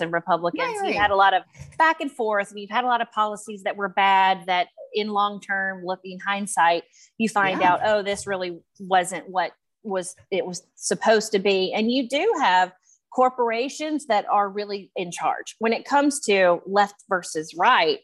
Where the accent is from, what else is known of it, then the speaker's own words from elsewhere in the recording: West Tennessee, United States; I'm from a very small town in West Tennessee